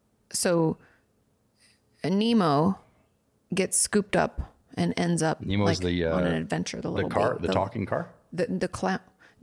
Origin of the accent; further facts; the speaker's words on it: Australia; For context, I grew up in Australia and we wore uniforms to school.